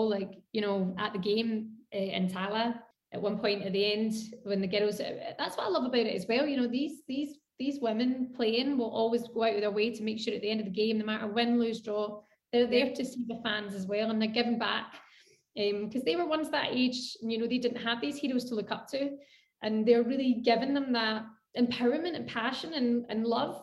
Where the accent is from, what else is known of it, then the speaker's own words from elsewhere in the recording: Scotland, United Kingdom; I'm Scottish, born and bred, and love Scotland